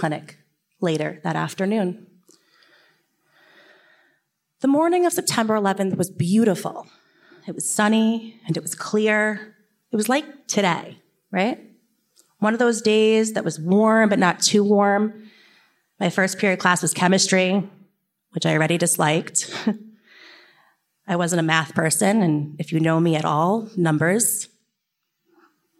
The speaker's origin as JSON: {"language": "English", "town": "Kings Park", "region": "New York", "country": "United States", "tie": "born or raised there", "said": "I grew up in Kings Park, New York. It is about a half hour east of here, and it's a small town on the North Shore."}